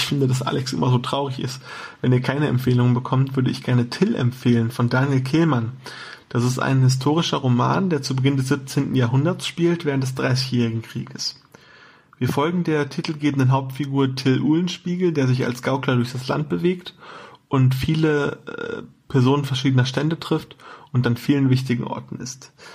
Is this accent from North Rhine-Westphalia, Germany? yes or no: no; Saarland, Germany; Als Saarländer